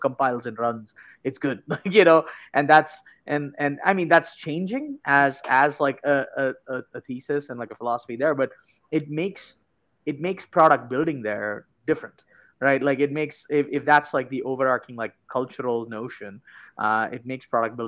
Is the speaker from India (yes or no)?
yes; India; moved away; I was born and raised in India and moved here.